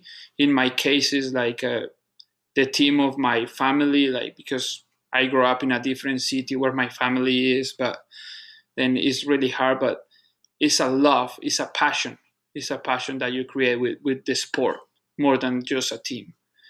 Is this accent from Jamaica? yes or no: no; Colombia; English is a second language; moved away as an adult; also born or lived in Panama; now in Tampa, United States; I grew up in Colombia. I was born in Panama, actually, but my family is from Colombia. Then I moved to Colombia when I was just a baby.